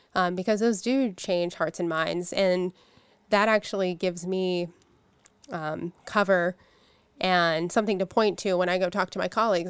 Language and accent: English; Pittsburgh, Pennsylvania, United States; I'm from Pittsburgh. I lived, you know, grew up 10 miles away from from where we're at right now. I'm a I'm a lifer